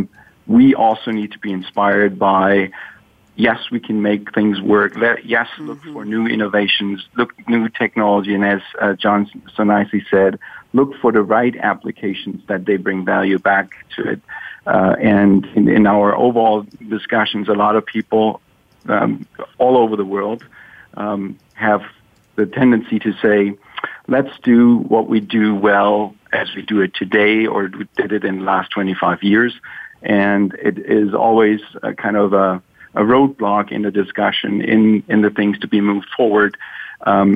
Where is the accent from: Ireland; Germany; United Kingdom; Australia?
Germany; now in Seattle, United States; I grew up in Germany